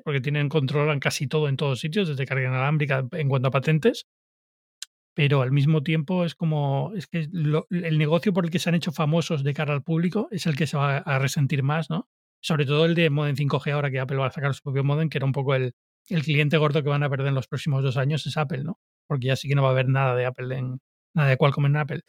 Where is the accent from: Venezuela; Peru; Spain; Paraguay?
Spain; Canary Islands; yo soy de Canarias